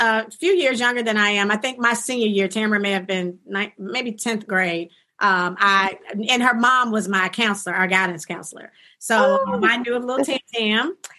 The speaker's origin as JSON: {"language": "English", "town": "Jackson", "region": "Mississippi", "country": "United States", "said": "I am from Jackson. This is my city"}